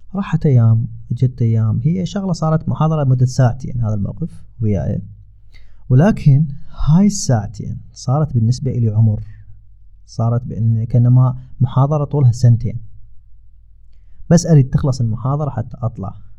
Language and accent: Arabic; Iraq; moved away; اني من العراق